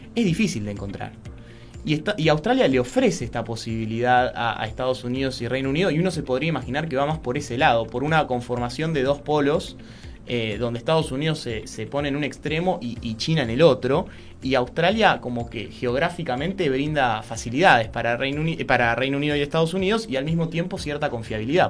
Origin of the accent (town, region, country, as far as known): Argentina